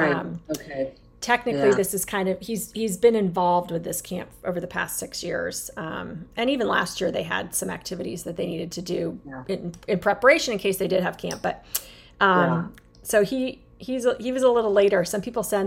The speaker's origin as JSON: {"language": "English", "region": "Arizona", "country": "United States", "tie": "born or raised there", "moved": "yes", "lives_now": "Chesapeake Bay, United States", "said": "I grew up in Arizona. Very different than the Chesapeake Bay, where I am living now"}